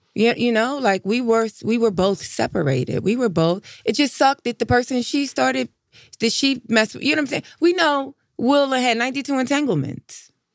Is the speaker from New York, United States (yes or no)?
yes; New York, United States; I'm from New York.